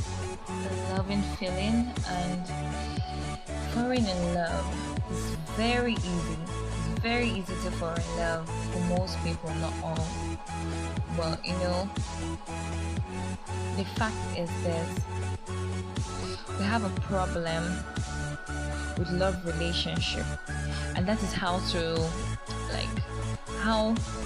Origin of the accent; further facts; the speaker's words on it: Nigeria; I'm a Yoruba person. I'm a Nigerian